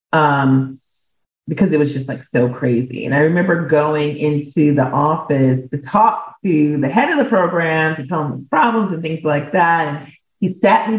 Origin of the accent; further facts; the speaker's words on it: Minneapolis, Minnesota, United States; moved away; also born or lived in New York City; I grew up in Minneapolis, Minnesota